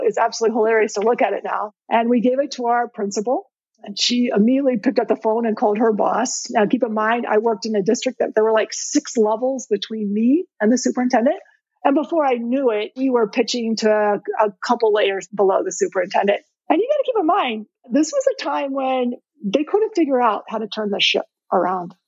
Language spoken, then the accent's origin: English; Indiana, United States; I'm born and raised in Indiana